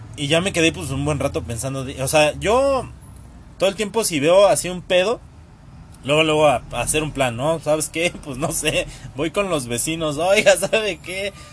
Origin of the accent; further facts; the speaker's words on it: Tlalnepantla, State of Mexico, Mexico; soy de Tlalnepantla